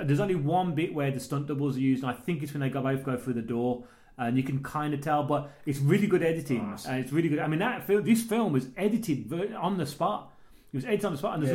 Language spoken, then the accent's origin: English; England, United Kingdom; I am English